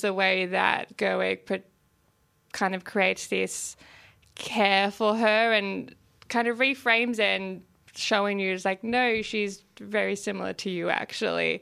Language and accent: English; regional Victoria, Australia; my hometown in regional Victoria.